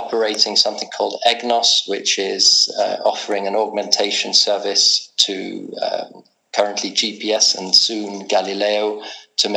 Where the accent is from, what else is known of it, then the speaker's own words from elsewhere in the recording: England, United Kingdom; also born or lived in Edinburgh, Scotland; now in Prague, Czech Republic; Brought up in England